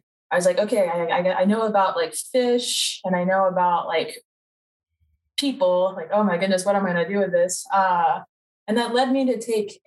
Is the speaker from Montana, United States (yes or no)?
no; Charlotte, North Carolina, United States; also born or lived in Wilmington, North Carolina; I'm from Charlotte, North Carolina